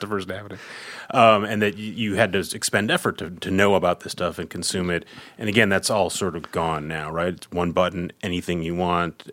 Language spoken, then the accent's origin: English; Midwest, United States; growing up in the Midwest